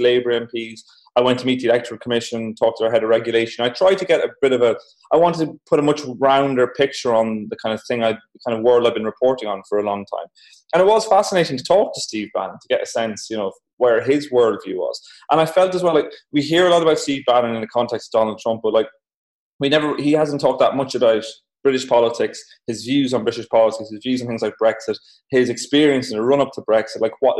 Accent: Ireland; accent: Irish; I'm Irish, as you can tell from my voice

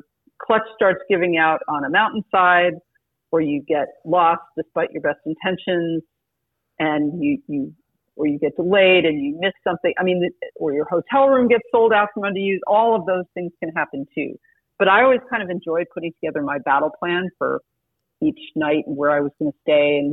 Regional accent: France; moved away; my background growing up in France and speaking the language

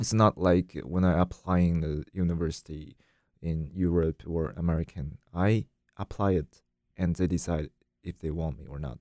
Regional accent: China; English is a second language; moved away as an adult; also born or lived in France; now in United States; when I was in China

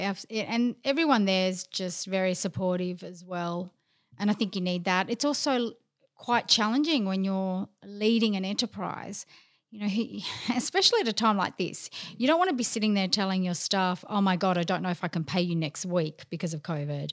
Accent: Melbourne, Victoria, Australia; also born or lived in London; I'm Greek. I'm from Melbourne, of course I'm Greek.

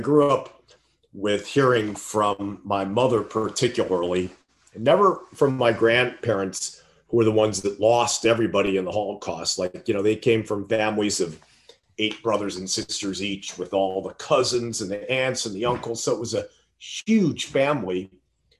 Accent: Gary, Indiana, United States; accent: Midwestern; I actually grew up in Gary, Indiana, which is right outside Chicago.

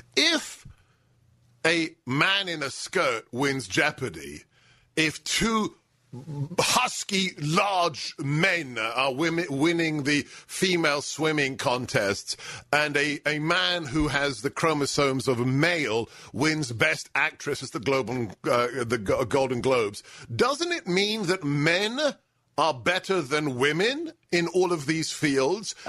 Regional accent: London, United Kingdom; moved away; born in England, grew up in London

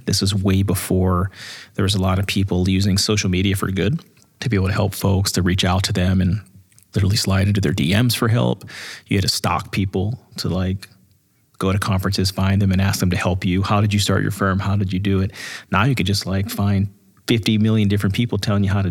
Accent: Pittsburgh, Pennsylvania, United States; now in California, United States; we grew up in Pittsburgh

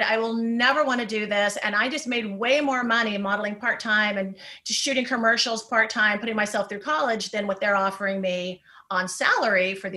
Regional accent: Orange County, California, United States; I grew up in Orange County, phenomenal parents.

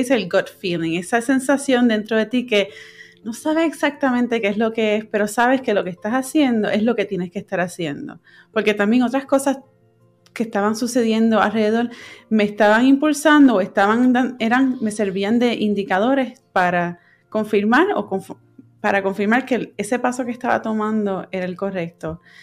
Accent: Puerto Rico; moved away as an adult; now in California, United States; yo me fui de Puerto Rico y me mudé a California para, seguir estudiando

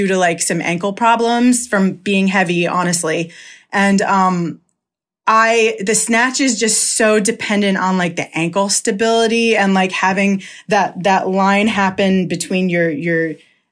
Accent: Long Island, New York, United States; I'm from Long Island

